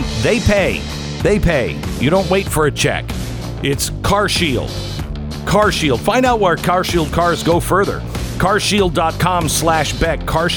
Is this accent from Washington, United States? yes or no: yes; Washington, United States; I grew up in Washington State